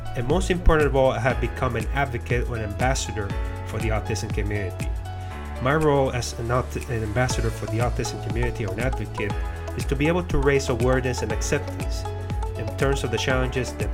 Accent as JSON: {"language": "English", "country": "Puerto Rico", "tie": "born or raised there", "moved": "yes", "lives_now": "Florida, United States", "said": "I'm a person that was born and raised in Puerto Rico or Puerto Rican, but now today residing in Florida in the United States"}